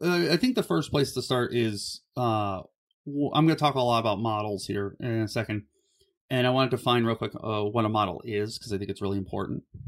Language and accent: English; Cleveland, Ohio, United States; I grew up in Ohio